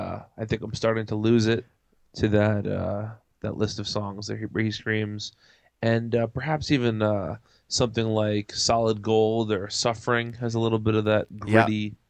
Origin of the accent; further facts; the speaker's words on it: New Jersey, United States; I am from New Jersey. The Garden State.